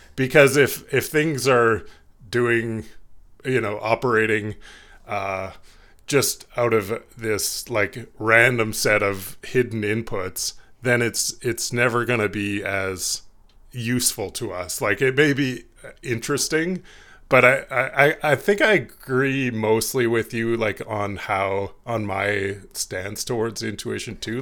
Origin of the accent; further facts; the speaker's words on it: Canada; being Canadian